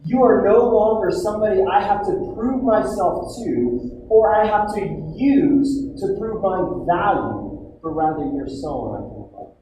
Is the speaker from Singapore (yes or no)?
no; United States